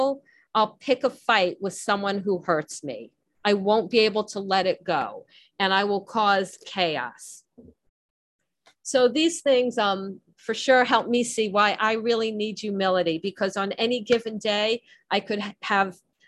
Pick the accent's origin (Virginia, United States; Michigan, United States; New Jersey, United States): New Jersey, United States; accent: Jersey; my Jersey accent